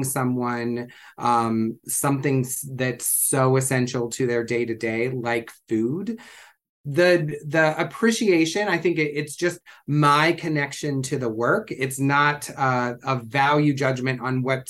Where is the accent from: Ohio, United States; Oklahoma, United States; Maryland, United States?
Ohio, United States; moved away as an adult; now in San Francisco, United States; I grew up in Ohio and didn't come to California until I was, you know, in my 30s